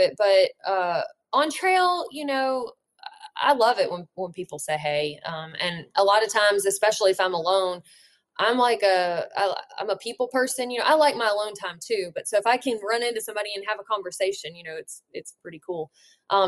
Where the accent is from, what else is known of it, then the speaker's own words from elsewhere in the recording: Alabama, United States; also born or lived in Colorado; I should have spent more time in my home state